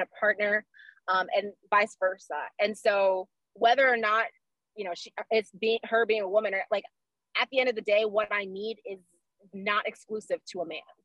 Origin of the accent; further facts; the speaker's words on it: Orlando, Florida, United States; moved away as an adult; also born or lived in South Korea; now in Maryland, United States; I'm born and raised uh, in Orlando, Florida